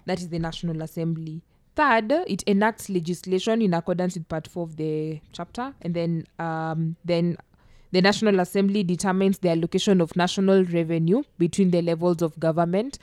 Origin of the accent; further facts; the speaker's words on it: Kenya; I'm from Masembo, Nyasembo project